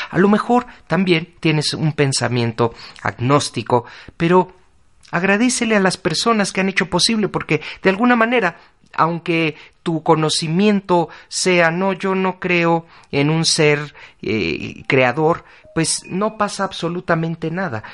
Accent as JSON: {"language": "Spanish", "country": "Mexico", "said": "Para nosotros como mexicanos"}